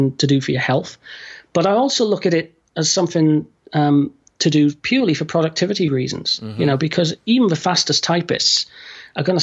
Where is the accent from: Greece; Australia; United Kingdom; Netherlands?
United Kingdom; I'm going to say full stop instead of period because I'm British